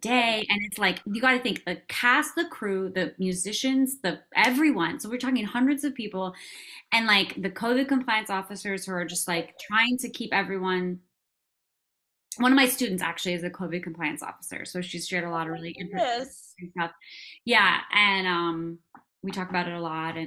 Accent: Minnesota, United States; moved away; I grew up in Minnesota. I'm not from there, but I grew up there

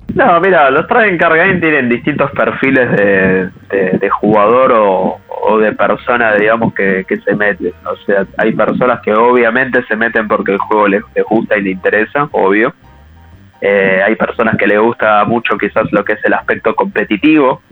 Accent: Buenos Aires, Argentina; nosotros somos acá de Buenos Aires, eh, sobre todo de Capital Federal

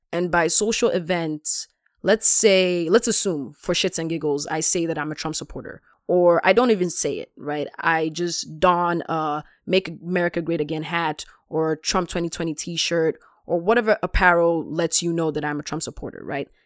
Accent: Ghana; moved away; I'm a Ghanaian born immigrant

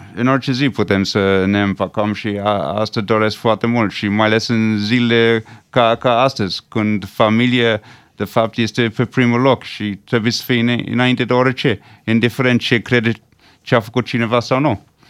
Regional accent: Switzerland; first language English; Romanian is a second language; now in Romania; m-am născut în Elveția

